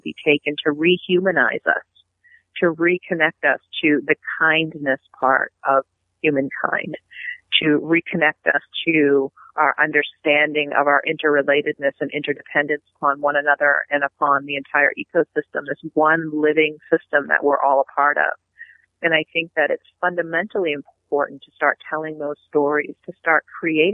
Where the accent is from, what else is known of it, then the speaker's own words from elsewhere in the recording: Penobscot Nation, Maine, United States; from the Penobscot Nation